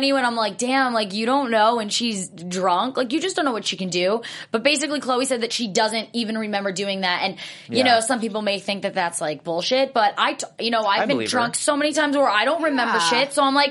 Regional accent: New Jersey, United States; I'm from New Jersey

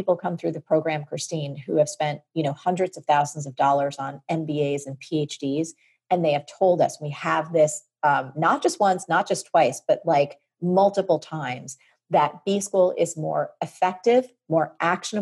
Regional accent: New York City, New York, United States; I'm from New York City

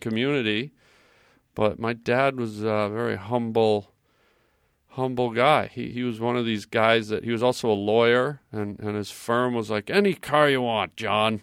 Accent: Canada; I'm Canadian

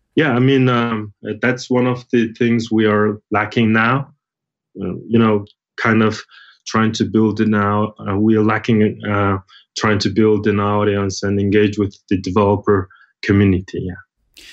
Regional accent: Mongolia; I'm originally from Mongolia

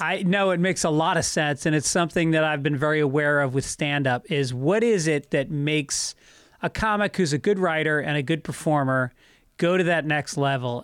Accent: New York, United States; I grew up in New York

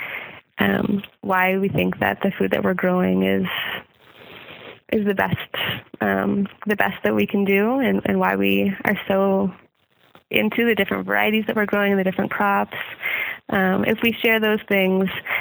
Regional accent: Ontario, Canada; moved away as an adult; also born or lived in Manitoba; now in Nova Scotia, Canada; We both grew up in Ontario. I grew up both in Manitoba and Ontario

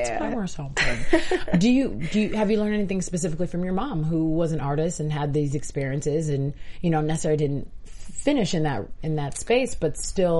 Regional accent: Houston, Texas, United States; moved away; So you're from my hometown as well.

